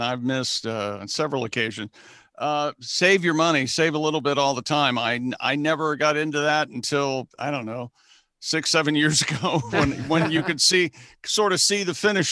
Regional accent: Central Ohio, United States; I'm from Central Ohio

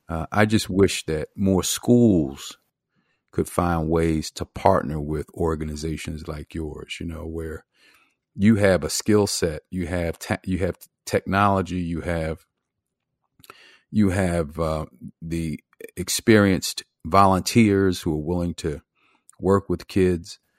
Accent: Philadelphia, Pennsylvania, United States; where I grew up in Philadelphia

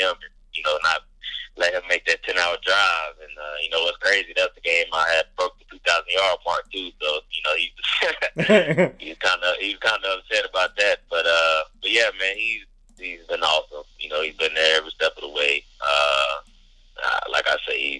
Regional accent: Gastonia, North Carolina, United States; also born or lived in Charlotte; I was born in Charlotte. You know, I still got family in Charlotte. And like, you know, Gastonia, you know, we moved around in Gastonia over the years, growing up

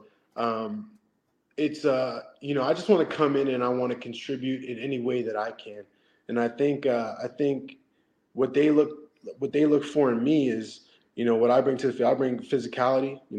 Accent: Canada; also born or lived in Lennoxville, Quebec; I'm Canadian

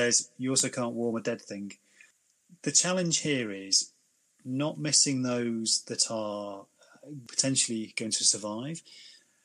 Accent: United Kingdom; Being very British

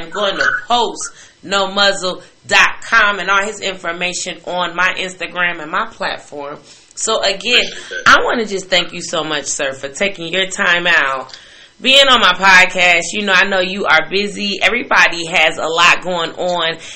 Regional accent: Chicago, Illinois, United States; I'm from Chicago, and you know Midwest

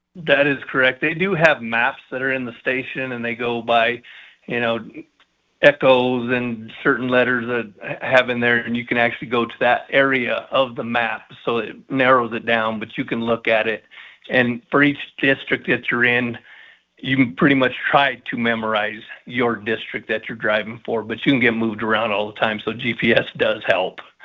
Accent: Colorado Springs, Colorado, United States; I was born and raised here, and I was lucky enough to serve the community here.

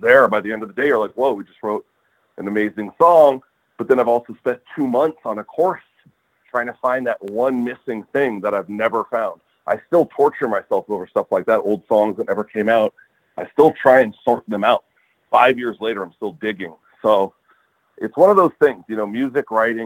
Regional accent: Los Angeles, California, United States; I grew up in Atwater, which is, you know, about a mile, 2 miles across the LA River from the stadium

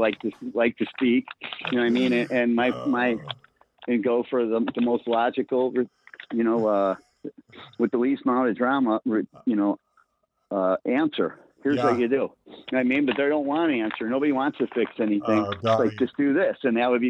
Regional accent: Blue Island, Illinois, United States; From Blue Island

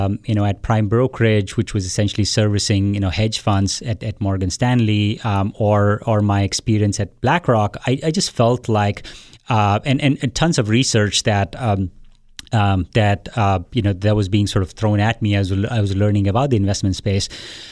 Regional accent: India; So I was born and raised in India. I went to school there

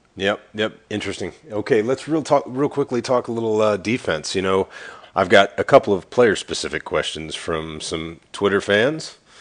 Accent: California, United States; I grew up in California

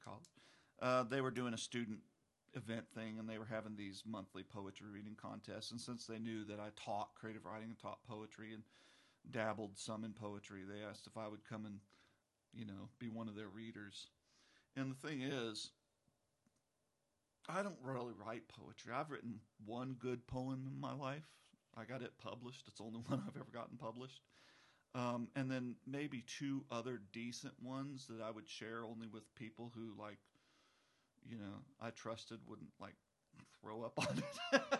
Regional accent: Alabama, United States; But I grew up in North Alabama back in the 1970s when dinosaurs still roamed the earth.

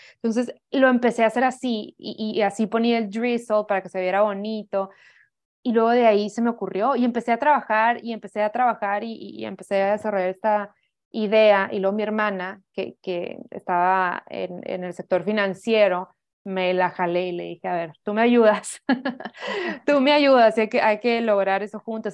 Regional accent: Hermosillo, Sonora, Mexico; yo soy de Hermosillo, Sonora. Ahí me crié toda mi vida

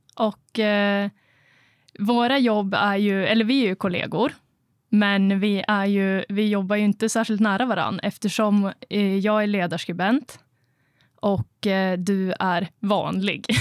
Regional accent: Östersund, Jämtland, Sweden; moved away as an adult; also born or lived in Norrbotten; now in Piteå, Sweden; jag är ju uppvuxen i Östersund

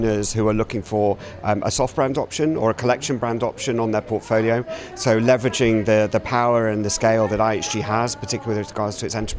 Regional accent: London, United Kingdom; being a Brit from London

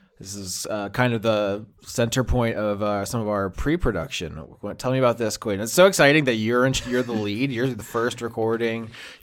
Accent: Florida, United States; I mean, although I'm literally from Florida, which just means like flower place.

